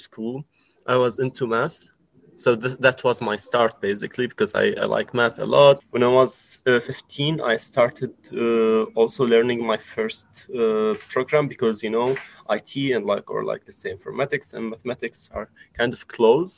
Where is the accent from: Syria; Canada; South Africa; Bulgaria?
Syria; now in Hamburg, Germany; I come from Syria and I live in Hamburg right now